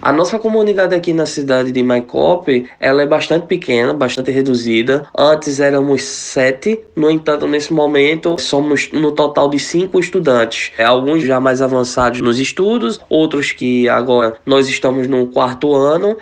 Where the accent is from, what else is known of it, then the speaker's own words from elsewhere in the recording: Recife, Pernambuco, Brazil; moved away as an adult; now in Maykop, Russia; sou da cidade de Recife, em Pernambuco